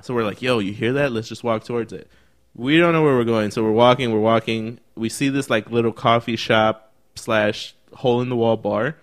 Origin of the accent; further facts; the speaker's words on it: Chicago, Illinois, United States; also born or lived in Berwyn, Illinois; we're from Chicago